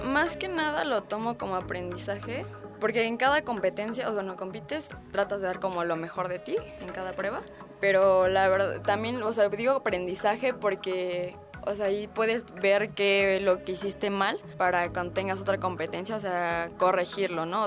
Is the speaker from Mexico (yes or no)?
yes; Mexico City, Mexico; Yo nací aquí en la Ciudad de México, 26 de agosto de 1998